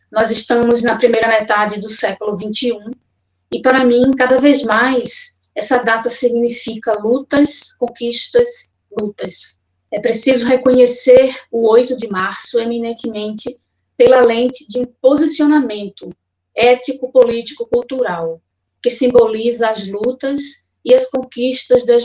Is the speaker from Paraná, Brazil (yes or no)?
no; Olinda, Pernambuco, Brazil; now in Goiânia, Brazil; Sou de Olinda, Pernambuco, mas moro em Goiânia, Goiás.